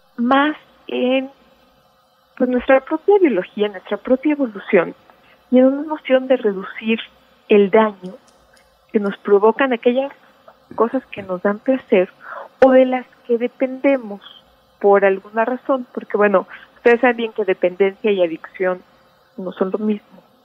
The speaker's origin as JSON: {"language": "Spanish", "country": "Mexico"}